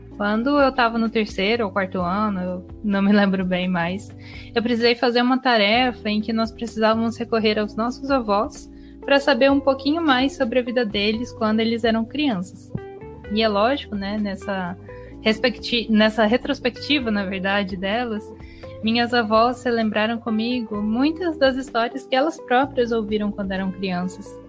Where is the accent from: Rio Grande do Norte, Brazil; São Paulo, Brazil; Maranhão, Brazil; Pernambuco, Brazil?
São Paulo, Brazil; Campinas; Campinas, onde eu nasci